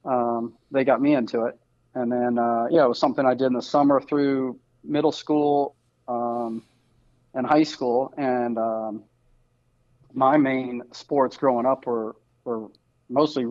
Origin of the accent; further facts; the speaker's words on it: Virginia, United States; now in Central Florida, United States; I grew up in Virginia